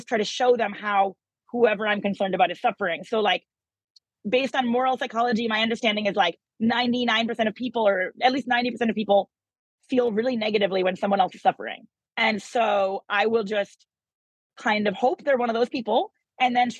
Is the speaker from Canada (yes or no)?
no; United States; I'm American